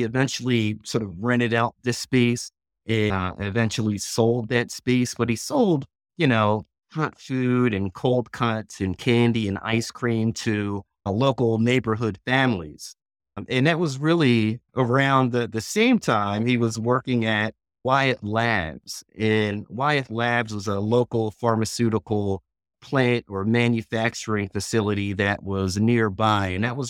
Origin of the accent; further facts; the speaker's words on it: West Chester, Pennsylvania, United States; now in Charlotte, United States; I live in Charlotte, North Carolina. I'm originally from Westchester, Pennsylvania